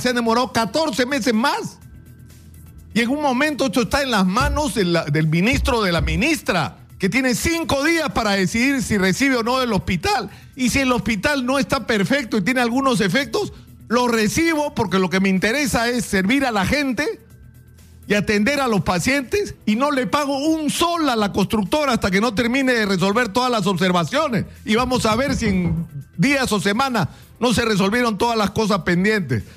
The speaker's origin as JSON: {"language": "Spanish", "country": "Peru", "said": "estamos demostrando de lo que somos capaces los peruanos"}